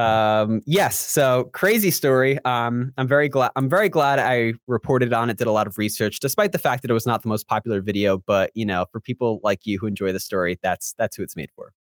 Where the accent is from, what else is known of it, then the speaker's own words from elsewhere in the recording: Long Island, New York, United States; also born or lived in Central Florida; now in Florida, United States; I'm from Long Island